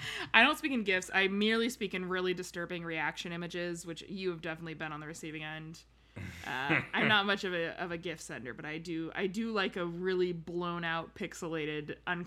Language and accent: English; Oakland, California, United States; This is one from my hometown, uh-huh. Sort of Oakland. This is near Lake Merritt on Grand Avenue, which is like a major drag.